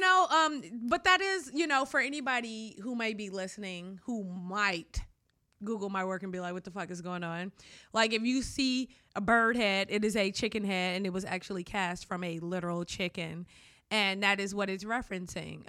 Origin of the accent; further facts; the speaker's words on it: Detroit, Michigan, United States; I grew up in Detroit